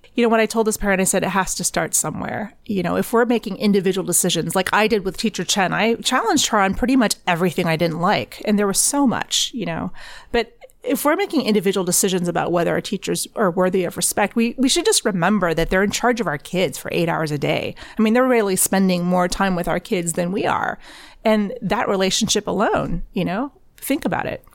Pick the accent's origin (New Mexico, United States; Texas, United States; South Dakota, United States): Texas, United States; moved away as an adult; now in Shanghai, China; I grew up in Tex, at a Texas high school.